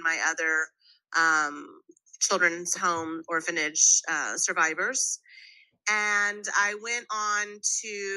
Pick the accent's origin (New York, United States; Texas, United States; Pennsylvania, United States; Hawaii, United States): Texas, United States; Waco; I'm Colombian American. At the age of, at 10, my mom died from undifferentiated lymphomic cancer, and my father kept my brothers and gave me away to a group orphanage in Waco, Texas, where I became a ward of the state of Texas